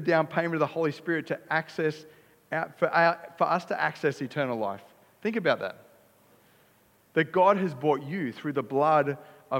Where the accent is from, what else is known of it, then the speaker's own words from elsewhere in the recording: Australia; I'm an Aussie too.